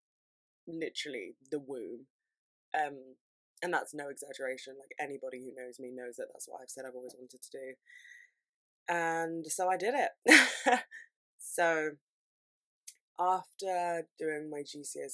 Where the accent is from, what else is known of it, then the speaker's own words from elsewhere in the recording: London, United Kingdom; I'm from London